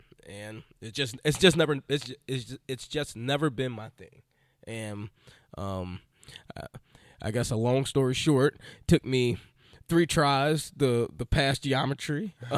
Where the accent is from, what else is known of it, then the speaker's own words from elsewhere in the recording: Illinois, United States; moved away as an adult; now in Philadelphia, United States; I was a little skinny kid, grew up in Illinois, and had seven brothers and sisters.